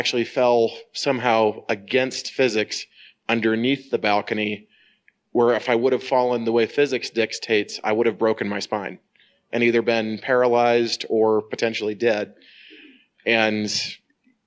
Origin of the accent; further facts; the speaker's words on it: Northern Indiana, United States; I'm from Northern Indiana